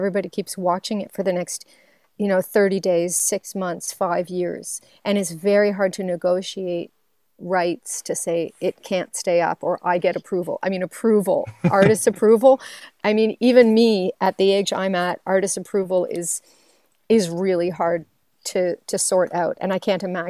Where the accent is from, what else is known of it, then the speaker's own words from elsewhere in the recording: Waverley, Nova Scotia, Canada; moved away; I'm from Waverly, Nova Scotia, and much of my family and friends, they still live in Nova Scotia.